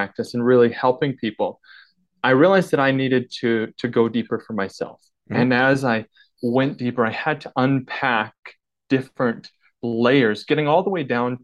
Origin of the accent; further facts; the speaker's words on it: northern British Columbia, Canada; So I grew up in northern British Columbia in a small town of 2,000 people